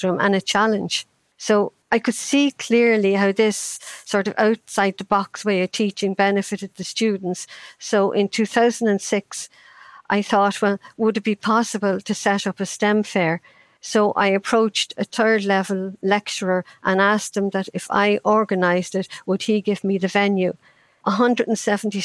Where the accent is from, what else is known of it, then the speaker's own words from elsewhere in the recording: Ireland; I grew up in Ireland in the 50s